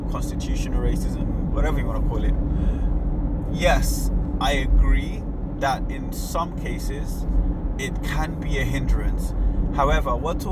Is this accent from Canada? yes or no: no; Nigeria; I'm Nigerian